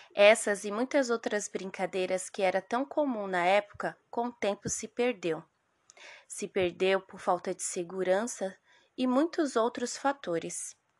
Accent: São Paulo, Brazil; also born or lived in Northeast Brazil; sou nordestina. Mas desde a infância, entre idas e vindas, o Grajaú sempre foi a minha morada

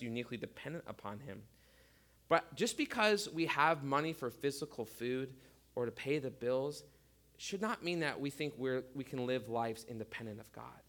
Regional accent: United States; as American Christians

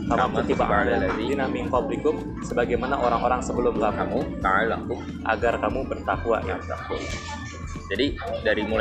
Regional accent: Malang, East Java, Indonesia; dulu kan di daerah gue ada pohon pinus banyak ya nah. di daerah Subang Malang itu.

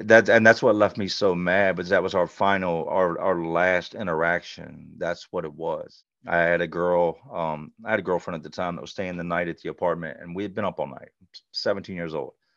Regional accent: Charlotte, North Carolina, United States; now in Richmond, United States; I grew up in Charlotte

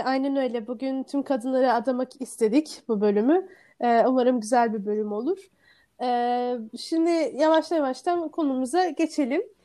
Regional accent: Istanbul, Turkey; Ben Sarıyerli

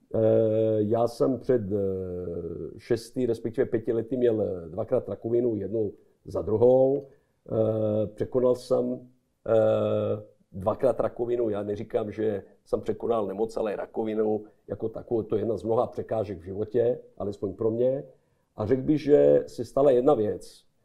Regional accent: Belgrade, Serbia; Czech is a second language; moved away as an adult; now in Prague, Czech Republic; v Bělehradě můj rodní domov, když eh, v Bělehradě znám každý koutek, respektive každou ulici

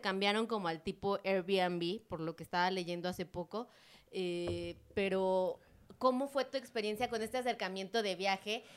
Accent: Mexico; yo soy de México y esta zona centro, pues la conocemos súper bien

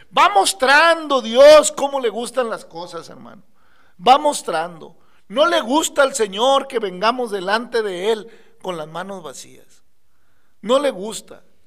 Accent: Mexico

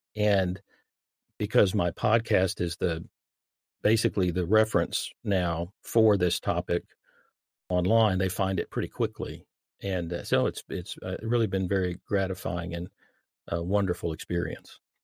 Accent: Dallas, Texas, United States; I grew up in the Dallas-Fort Worth Metroplex

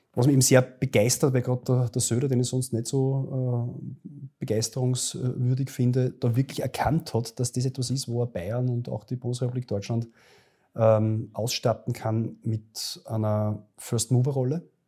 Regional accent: Linz, Upper Austria, Austria; in meinem Heimatbundesland Oberösterreich

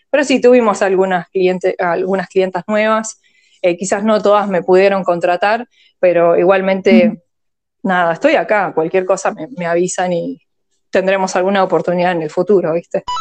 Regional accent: Argentina; born there; first language en; Spanish is a second language; also born or lived in Australia; soy taiwanesa, eh, coreana, ah. nacida en Argentina, pero viví en el exterior en Australia, o sea que, o sea, para mí mi, ah. lengua materna es como el inglés.

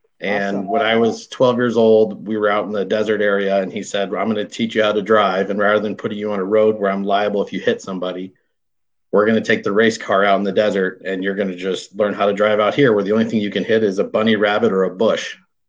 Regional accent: Los Angeles, California, United States; I grew up in Los Angeles area in California, and I am a 5'9" white guy.

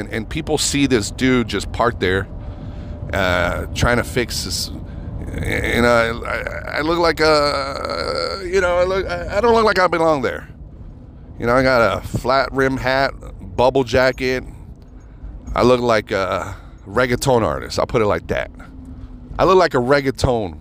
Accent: United States; I'm an American.

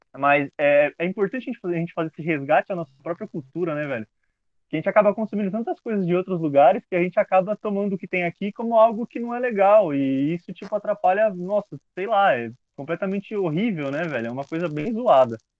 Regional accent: Brazil; eu sou brasileiro.

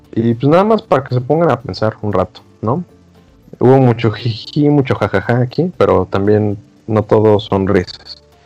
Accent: Mexico

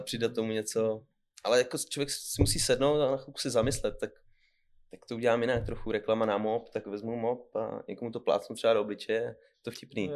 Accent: Pelhřimov, Vysočina Region, Czechia; now in Kamenice nad Lipou, Czech Republic; narodil jsem se v Pařimově, takže v České republice

